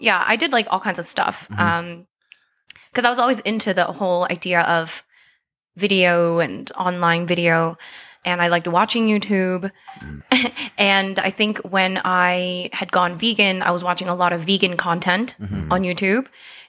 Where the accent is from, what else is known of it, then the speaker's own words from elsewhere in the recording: Calgary, Alberta, Canada; also born or lived in South Korea / London; I was born in South Korea. Oh, okay. Yes, but I was raised in Calgary. I moved here when I was 8.